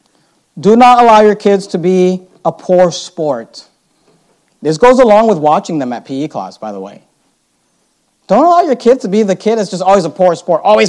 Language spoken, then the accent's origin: English; Bay Area, California, United States; we grew up in the Bay Area